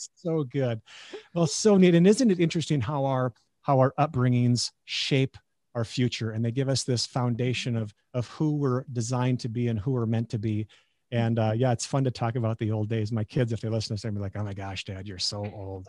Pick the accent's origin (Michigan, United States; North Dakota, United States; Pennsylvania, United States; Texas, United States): North Dakota, United States; Beulah; moved away as an adult; also born or lived in Nebraska; being a North Dakotan